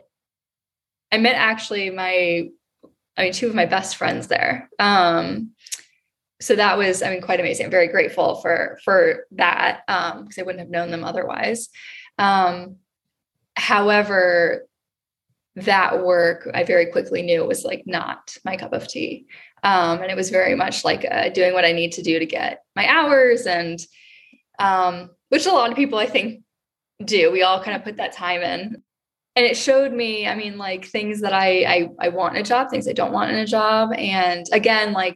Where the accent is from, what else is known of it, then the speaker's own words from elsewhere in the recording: Maryland, United States; moved away as an adult; also born or lived in Baltimore, Maryland; now in Austin, United States; I'm originally from Maryland